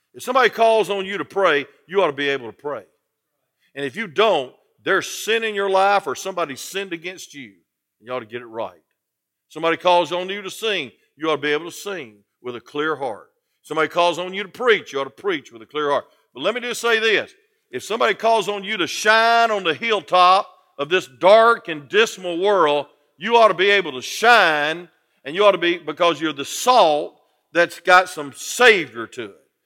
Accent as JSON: {"language": "English", "town": "Atlanta", "region": "Georgia", "country": "United States", "said": "I'm from Atlanta"}